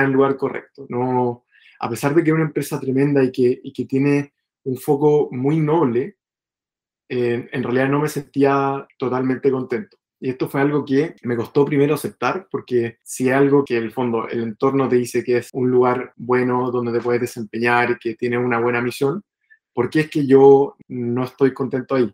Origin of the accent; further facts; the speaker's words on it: Chile; moved away as an adult; yo soy chileno.